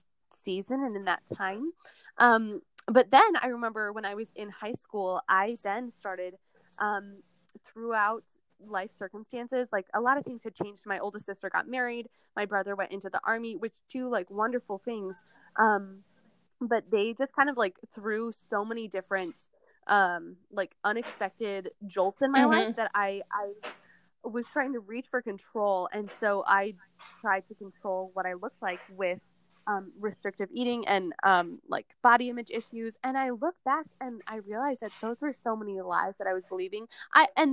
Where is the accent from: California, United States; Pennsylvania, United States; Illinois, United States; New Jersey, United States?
Illinois, United States; small town near Chicago; Right in a little small town near Chicago. And yeah, born and raised here